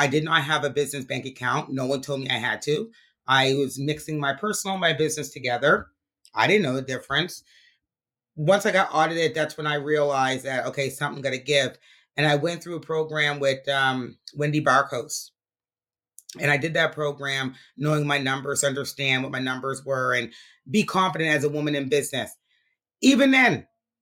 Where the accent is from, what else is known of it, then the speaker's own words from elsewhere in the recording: Halifax, Nova Scotia, Canada; I grew up in Montgomery Park, which is 5 minutes away